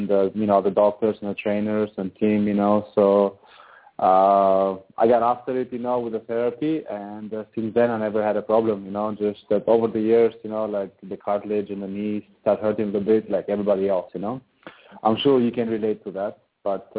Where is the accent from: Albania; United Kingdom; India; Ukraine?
Albania; also born or lived in Boston, United States; now in Italy; I'm from Europe, you know, from Albania, so I have a lot of family and friends nearby